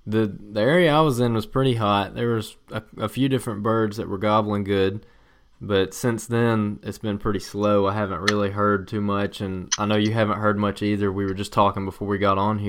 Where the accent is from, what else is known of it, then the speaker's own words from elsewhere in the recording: Alabama, United States; my home state of Alabama